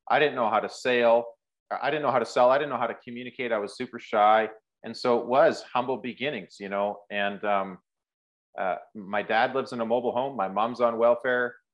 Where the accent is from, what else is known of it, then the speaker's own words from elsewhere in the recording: Rocky Mountains, Canada; moved away as an adult; now in Prairies, Canada; But I moved 10 hours, 11 hours away from home, which I grew up in the Rocky Mountains. I moved to the, the prairies and um, as a 19 year old kid, I got my trades ticket.